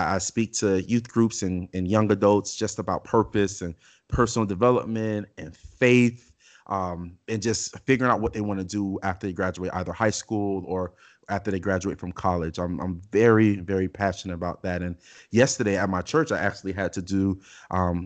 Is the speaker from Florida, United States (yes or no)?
yes; Miami, Florida, United States; growing up in Miami